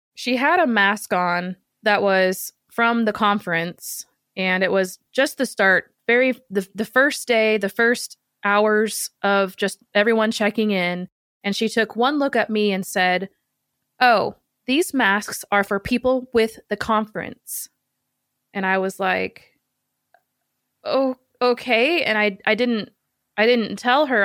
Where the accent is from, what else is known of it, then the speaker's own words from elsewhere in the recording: Seattle, Washington, United States; I'm from Seattle where the original Starbucks was created